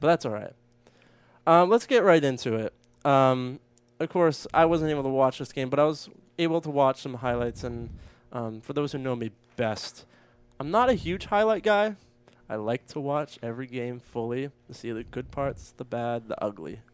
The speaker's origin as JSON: {"language": "English", "region": "Maine", "country": "United States", "tie": "born or raised there", "moved": "yes", "said": "my home state of Maine"}